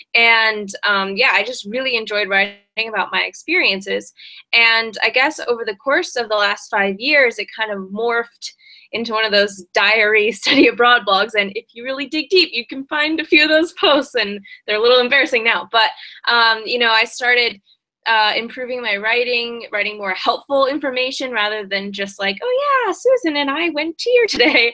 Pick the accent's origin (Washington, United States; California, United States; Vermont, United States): Washington, United States; Seattle; moved away as an adult; now in China; I'm originally from Seattle, and I first came to China to uh, to study abroad